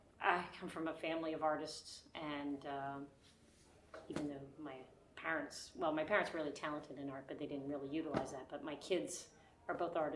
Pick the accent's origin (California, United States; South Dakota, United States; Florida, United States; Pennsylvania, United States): Pennsylvania, United States; Philadelphia; now in Cape May, United States; I'm originally from the Philadelphia area, but I live in Cape May, and I've been there for 30 years now, and I call it home.